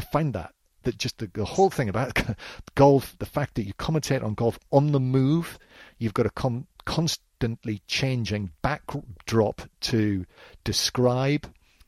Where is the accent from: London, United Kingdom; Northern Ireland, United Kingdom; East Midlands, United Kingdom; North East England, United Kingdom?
North East England, United Kingdom; I think I wish my accent was a little stronger.